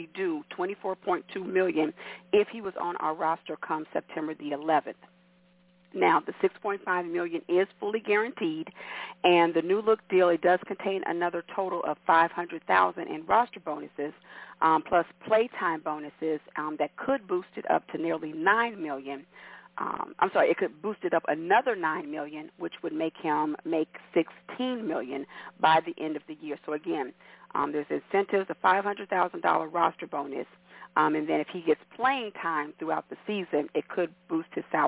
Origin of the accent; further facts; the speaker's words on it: Kansas City, United States; growing up in Kansas City, It was only a handful of us